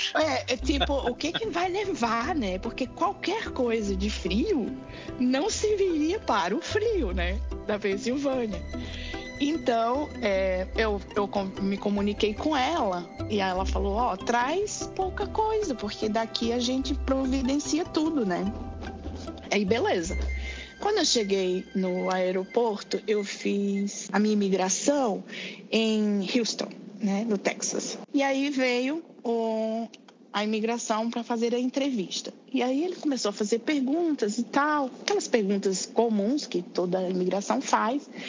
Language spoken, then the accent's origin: Portuguese; Natal, Rio Grande do Norte, Brazil; moved away as an adult; now in Seattle, United States; sou de Natal, lá do Rio Grande do Norte. É, moro no, no, momento em Seattle, em Washington